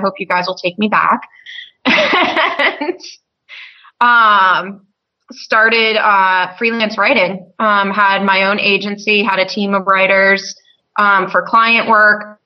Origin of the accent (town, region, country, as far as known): Maine, United States; moved away as an adult